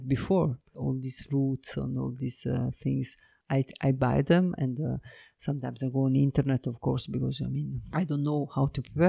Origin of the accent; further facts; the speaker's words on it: Naples, Campania, Italy; moved away; I was born in Naples. I'm from the south of Italy and really by the seaside